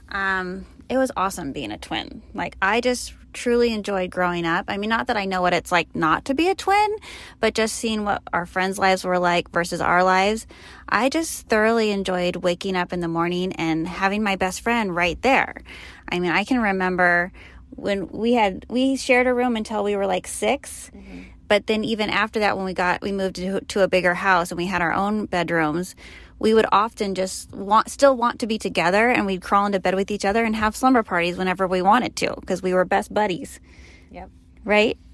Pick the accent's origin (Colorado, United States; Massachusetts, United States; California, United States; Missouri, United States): California, United States; Sacramento; moved away as an adult; where we grew up in the Sacramento area